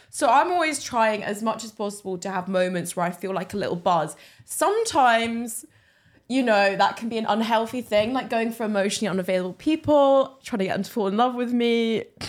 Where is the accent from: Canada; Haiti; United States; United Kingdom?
United Kingdom; England; now in Glasgow, United Kingdom; I come from England